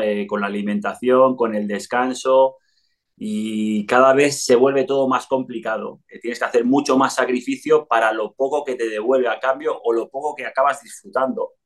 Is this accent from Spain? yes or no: yes; Spain; moved away as an adult; also born or lived in Italy / Mexico / Andorra; había crecido en, España.